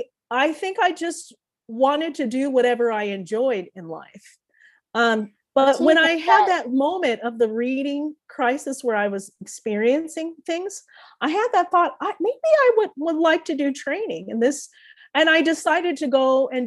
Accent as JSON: {"language": "English", "town": "Springfield", "country": "United States", "tie": "born or raised there", "also_born_or_lived": "London", "first_language": "English", "moved": "yes", "lives_now": "Denver, United States", "said": "that small town that I grew up in Springfield"}